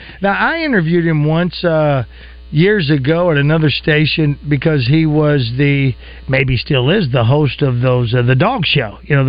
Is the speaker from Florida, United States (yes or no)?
no; Oakland, California, United States; Because I am now playing in my hometown of Oakland.